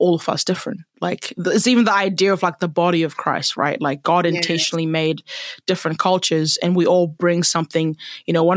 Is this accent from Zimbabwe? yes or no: yes; Zimbabwe; now in New Zealand; I am a Zimbabwean and I love my country and I love my culture